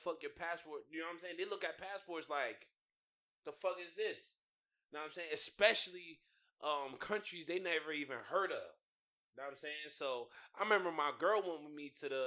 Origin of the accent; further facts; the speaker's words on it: United States; moved away as an adult; now in China; I'm America